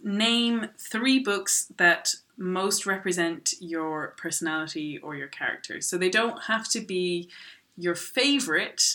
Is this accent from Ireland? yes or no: yes; Ireland; also born or lived in Dublin; I am from Ireland. I'm living in Dublin.